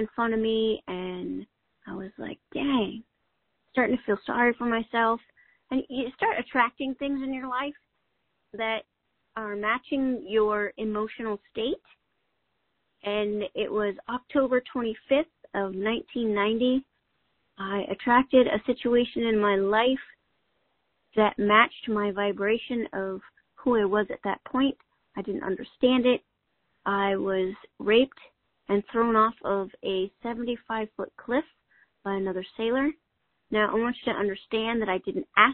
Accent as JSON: {"language": "English", "region": "Northwest", "country": "United States", "tie": "born or raised there", "said": "I grew up in the Northwest"}